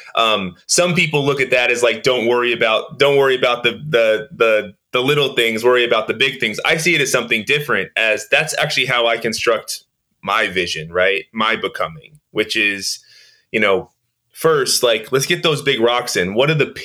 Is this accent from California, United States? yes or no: yes; Oakland, California, United States; growing up in East Oakland, growing up in the inner city